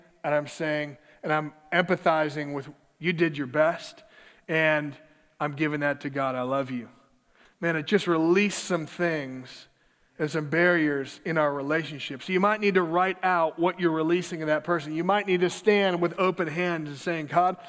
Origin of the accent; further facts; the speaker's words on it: Minneapolis, Minnesota, United States; my hometown of Minneapolis